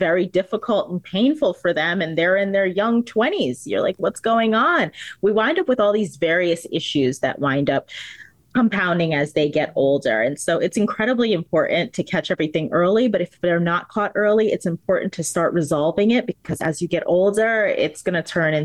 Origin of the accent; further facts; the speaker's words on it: New Jersey, United States; now in Florida, United States; I am a proud resident of the state of Florida, but I am not from Florida. I am a Jersey girl